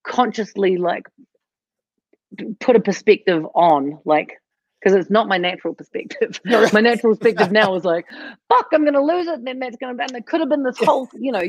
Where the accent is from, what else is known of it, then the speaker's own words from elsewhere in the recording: New Zealand; moved away; I'm from New Zealand